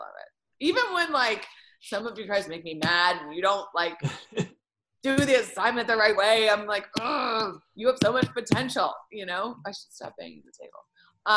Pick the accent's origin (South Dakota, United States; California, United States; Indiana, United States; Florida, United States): Indiana, United States; Bloomington; I'm from Bloomington